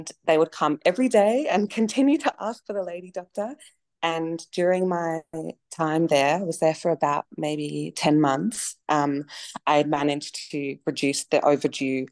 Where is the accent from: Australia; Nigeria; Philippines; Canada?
Australia; Melbourne, Victoria; moved away as an adult; now in Alice Springs, Australia; I grew up in Melbourne and I was working there sort of 8+ years